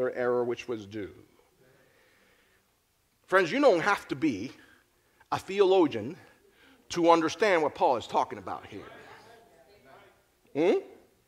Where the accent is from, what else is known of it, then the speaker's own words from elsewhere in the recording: Philadelphia, Pennsylvania, United States; I am from Philly.